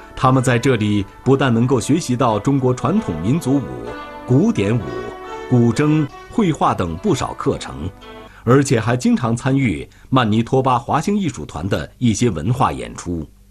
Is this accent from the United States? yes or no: no; Canada; 我在加拿大出生的